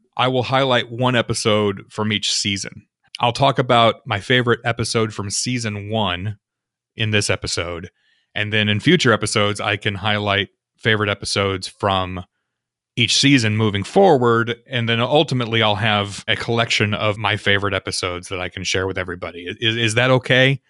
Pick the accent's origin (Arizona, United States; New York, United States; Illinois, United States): Illinois, United States; I come from Illinois